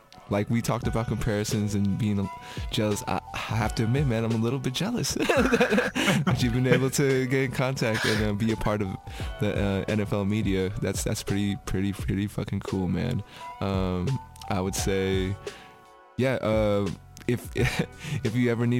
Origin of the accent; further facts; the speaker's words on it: Bay Area, California, United States; I'm from the Bay Area